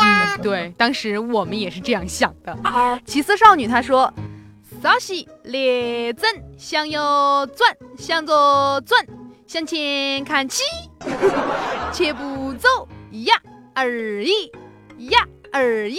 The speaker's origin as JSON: {"language": "Chinese", "region": "Sichuan", "country": "China", "said": "用我们四川话说"}